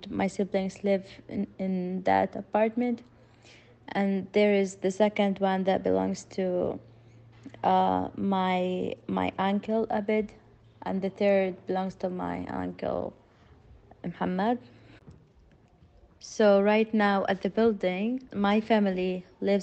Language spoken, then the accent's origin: English; Rafah, Gaza Strip, Palestine; from Palestine. I live in Gaza, in the southern area of Gaza, in Rafah.